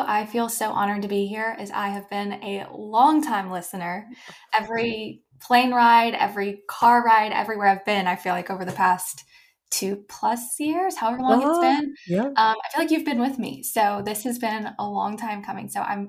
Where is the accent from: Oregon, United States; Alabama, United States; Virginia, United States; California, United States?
Alabama, United States; Mountain Brook; I grew up in Mountain Brook, Alabama, Birmingham area.